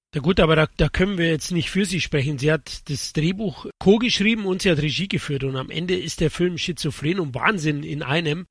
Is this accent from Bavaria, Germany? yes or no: yes; Bavaria, Germany; ich komme doch aus Bayern